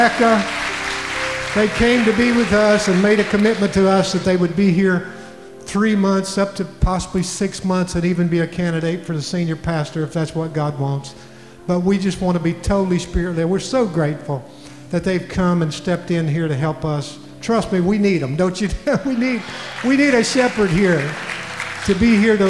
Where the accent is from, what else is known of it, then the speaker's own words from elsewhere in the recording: West Virginia, United States; I'm from West Virginia